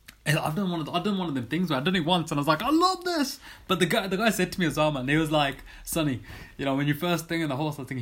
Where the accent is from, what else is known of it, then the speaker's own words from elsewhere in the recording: Birmingham, West Midlands, United Kingdom; I'm from Birmingham, but the family's from the north of, like, North India, so near the Punjab